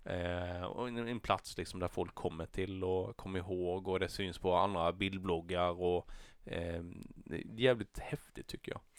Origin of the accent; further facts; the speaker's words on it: Näsö, Blekinge, Sweden; i Näsö, min hemby